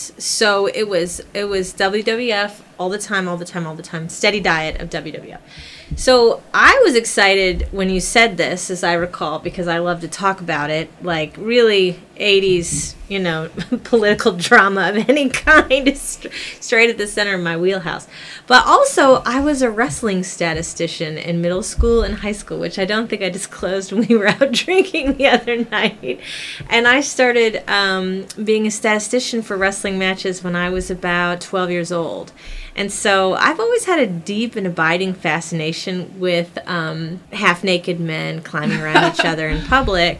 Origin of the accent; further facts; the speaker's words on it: Midwest, United States; as a kid growing up in the Midwest